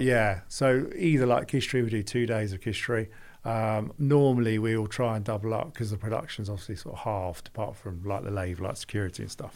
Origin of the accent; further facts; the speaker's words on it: London, United Kingdom; moved away as an adult; also born or lived in Birmingham; I'm from London